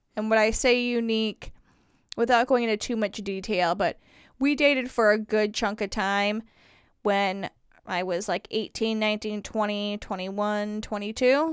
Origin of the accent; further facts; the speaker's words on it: Indiana, United States; moved away; I'm from Indiana, all my friends are there, my history's there, everything's there.